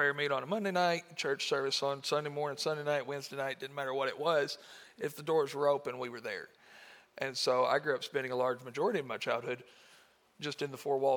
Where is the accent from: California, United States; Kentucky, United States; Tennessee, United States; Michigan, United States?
Kentucky, United States; Marshall County; I'm from Marshall County, and born and raised in this area.